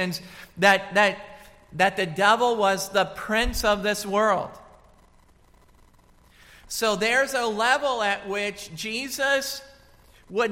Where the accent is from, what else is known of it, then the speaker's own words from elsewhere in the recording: United States; moved away; also born or lived in Washington / Colorado; I grew up in Washington, and then I grew up in Colorado